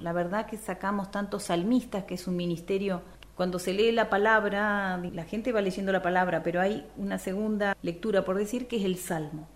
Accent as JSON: {"language": "Spanish", "town": "Perito Moreno", "region": "Santa Cruz", "country": "Argentina", "tie": "born or raised there", "also_born_or_lived": "Puerto Deseado / Río Gallegos", "said": "yo soy nacida en la provincia de Santa Cruz, en Perito Moreno y mis estudios musicales los inicié en Puerto Deseado"}